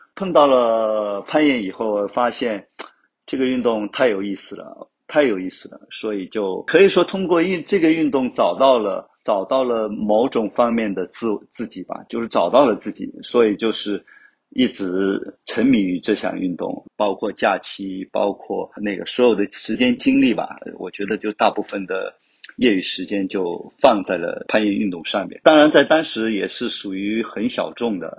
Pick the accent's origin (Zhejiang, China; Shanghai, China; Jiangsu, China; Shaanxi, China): Zhejiang, China; Wenzhou; also born or lived in Hangzhou; 我是来自 温州，就土生土长的温州人，十一九七三年出生的